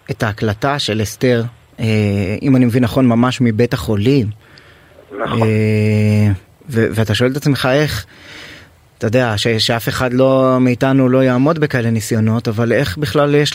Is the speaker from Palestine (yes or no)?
yes; Gaza Strip, Palestine; אנחנו משפחה שגדלנו בגוש קטיף.